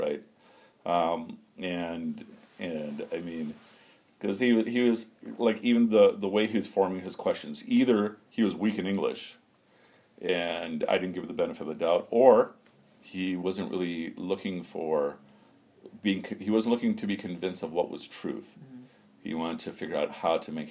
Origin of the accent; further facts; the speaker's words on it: United States; growing up in America